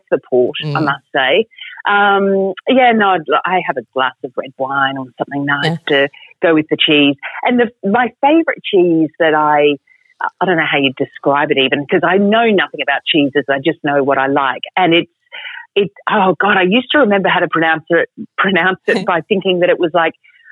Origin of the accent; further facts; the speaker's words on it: Australia; also born or lived in Queensland / Europe; now in Melbourne, Australia; in country Australia